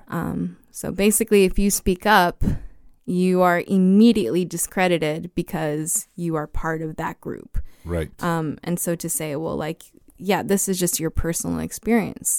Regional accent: El Paso, Texas, United States; born or raised there

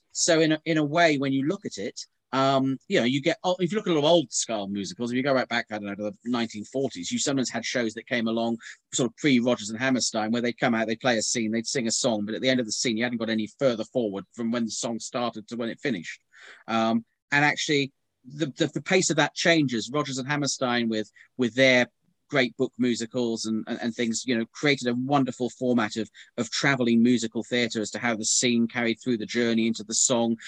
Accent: Norfolk, East of England, United Kingdom; moved away; I come originally from Norfolk

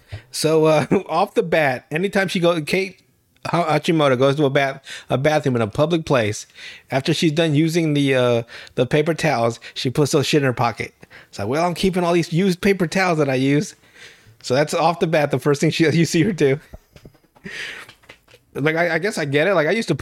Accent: Nicaragua; I come from Nicaragua.

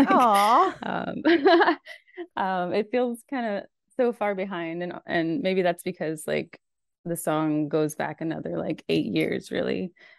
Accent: Almaty, Kazakhstan; moved away as an adult; now in United States; Well, I grew up in Almaty, Kazakhstan. So I was there from the time I was 5 until about 20 or 21. And so I'm a third culture kid

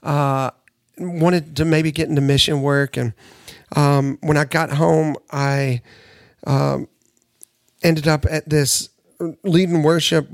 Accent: Nashville, Tennessee, United States; I grew up in Nashville

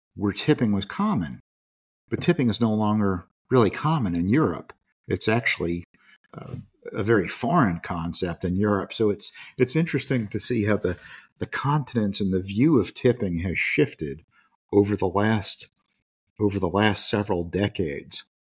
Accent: United States; as an American

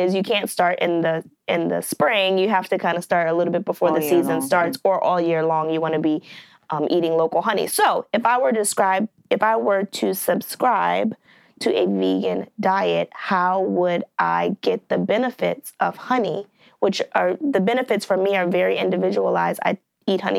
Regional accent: Maryland, United States; I love crabs because I am from Maryland and I grew up eating them

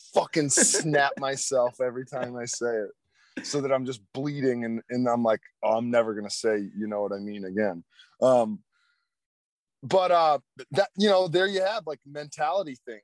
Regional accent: United States; us as American citizens

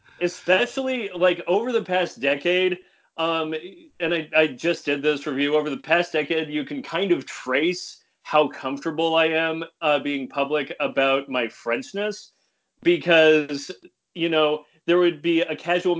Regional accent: San Luis Obispo, California, United States; I'm from about 3 miles that way, General Hospital in San Luis Obispo, California. I was born and raised here in the house that my mother's father built when he came over from England.

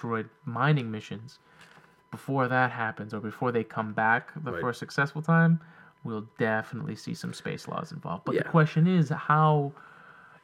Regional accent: United States; I was born here, so firstly I'm American

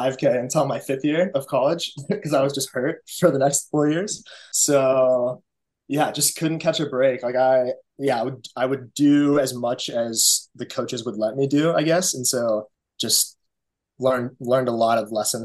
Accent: Scottsdale, Arizona, United States; moved away as an adult; also born or lived in Boulder, Colorado; now in Baltimore, United States; I'm from Arizona originally, which, funny enough, that's where I am now. I'm doing altitude camp up in Flagstaff with the team. But I'm from the Valley, grew up in Scottsdale

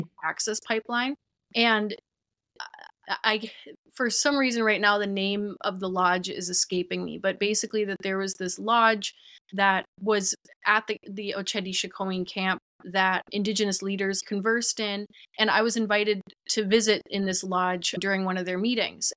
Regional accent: Minneapolis, Minnesota, United States; I grew up in the Twin Cities in Minnesota

